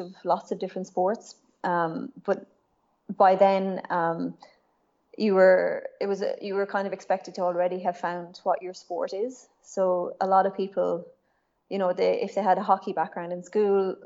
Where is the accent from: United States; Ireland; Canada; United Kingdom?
Ireland; west coast of Ireland; I grew up in Ireland, in a small town on the west coast of Ireland.